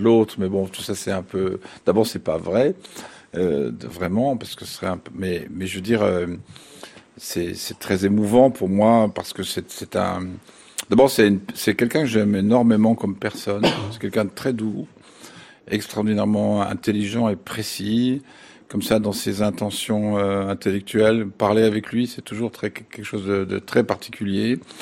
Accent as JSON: {"language": "French", "country": "France", "said": "chez nous en France"}